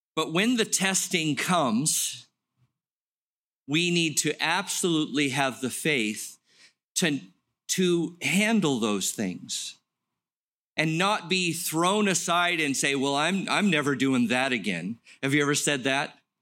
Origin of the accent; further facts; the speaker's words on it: Los Angeles, California, United States; I grew up in Los Angeles, played drums in the marching band